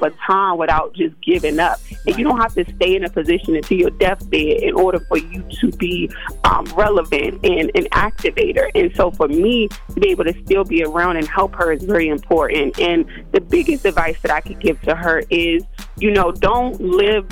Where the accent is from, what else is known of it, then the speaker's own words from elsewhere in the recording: Washington, District of Columbia, United States; now in Minnesota, United States; I'm from D.C.